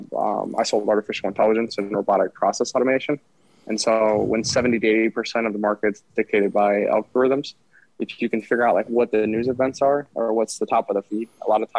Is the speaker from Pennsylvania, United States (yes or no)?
no; Wisconsin, United States; I grew up in Wisconsin